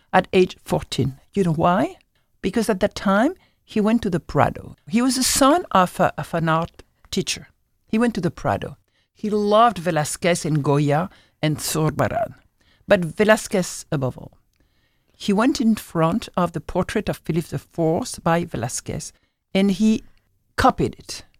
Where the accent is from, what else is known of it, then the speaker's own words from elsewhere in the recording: Algeria; moved away; I'm from Algeria, so that's my culture.